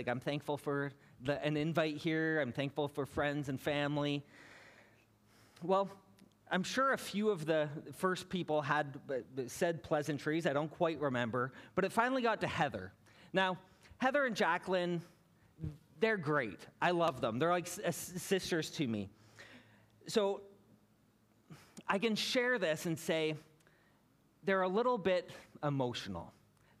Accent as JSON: {"language": "English", "town": "Hamilton", "region": "Ontario", "country": "Canada", "tie": "born or raised there", "also_born_or_lived": "British Columbia", "moved": "as an adult", "said": "I was born and raised in Hamilton"}